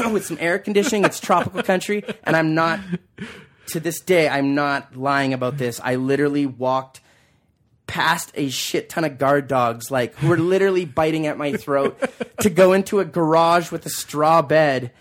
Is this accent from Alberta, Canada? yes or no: yes; Calgary, Alberta, Canada; also born or lived in Australia; we all grew up there. My mom and dad met on the same block.